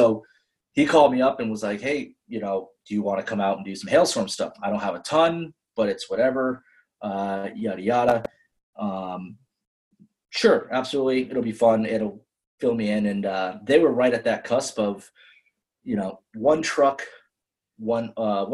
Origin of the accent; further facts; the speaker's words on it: New Hampshire, United States; I'm from New Hampshire